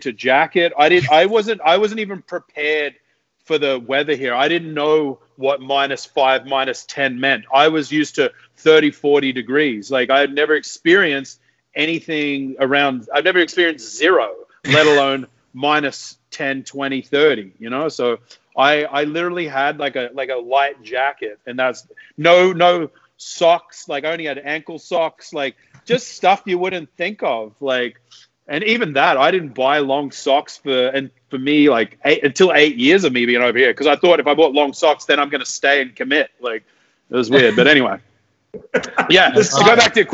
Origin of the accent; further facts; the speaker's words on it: Australia; moved away as an adult; also born or lived in Whistler, Canada; now in Toronto, Canada; I'm from Australia, but I live in Whistler